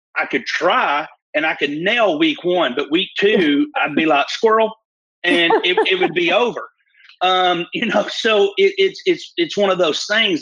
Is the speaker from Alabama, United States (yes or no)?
yes; Fort Payne, Alabama, United States